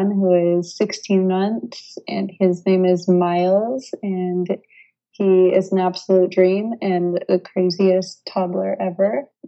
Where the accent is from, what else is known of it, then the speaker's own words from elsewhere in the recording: United States; moved away as an adult; now in France; I am living in France right now. I am from the United States.